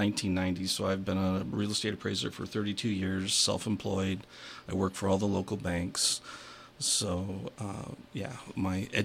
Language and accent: English; Plymouth, Indiana, United States; also born or lived in Bremen, Indiana; I was born in Bremen, and I grew up just north of Plymouth on the other sides of the tracks